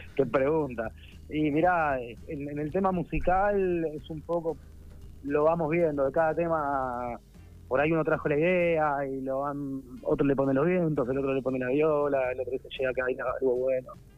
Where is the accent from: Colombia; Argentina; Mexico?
Argentina; Buenos Aires; yo soy de Belgrano